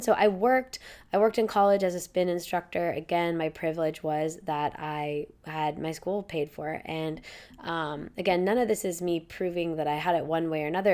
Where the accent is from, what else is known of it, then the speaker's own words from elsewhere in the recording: Indianapolis, Indiana, United States; moved away; also born or lived in Florida / Ohio / Boston / Chicago; we moved to Indianapolis, Indiana, right outside, on forty acres of land